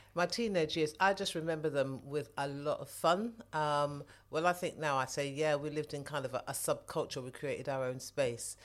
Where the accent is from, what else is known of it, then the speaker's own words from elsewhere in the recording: London, United Kingdom; I grew up in southwest London, spent most of my time in the Wandsworth borough, so that's where I, that's where I grew up